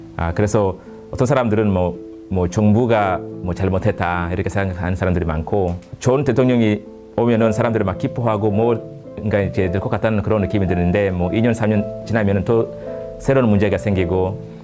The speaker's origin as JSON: {"language": "Korean", "country": "Kenya", "second_language": "Korean", "moved": "yes", "said": "우리 아, 케냐 사람들은"}